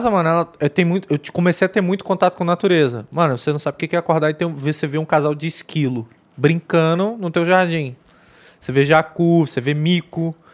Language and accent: Portuguese; Rio de Janeiro, Brazil; a gente é carioca